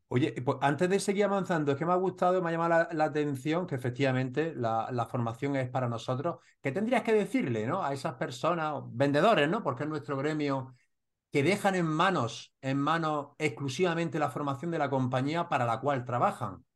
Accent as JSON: {"language": "Spanish", "town": "Granada", "region": "Andalusia", "country": "Spain", "said": "Granada con los murcianos, tenemos también nuestro deje unos de otros"}